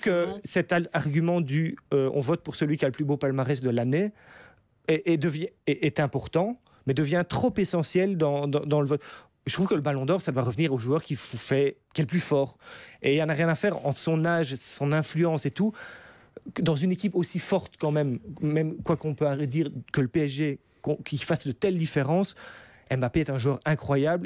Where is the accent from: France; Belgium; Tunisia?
Belgium; on est belge